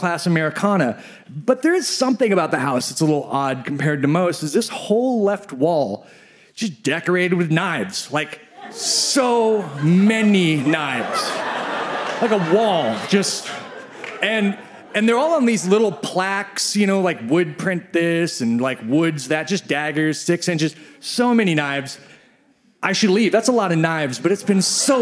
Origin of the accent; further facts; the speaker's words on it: Midwest, United States; I grew up in the Midwest